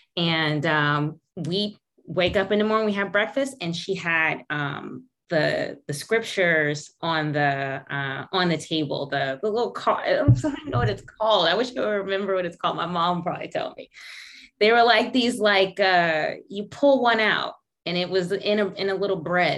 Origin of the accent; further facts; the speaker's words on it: Brooklyn, New York, United States; So my upbringing, I was born in Brooklyn, New York, and the first few years of my life from Brooklyn, but my mom's side of the family is from Rocky Mount, North Carolina.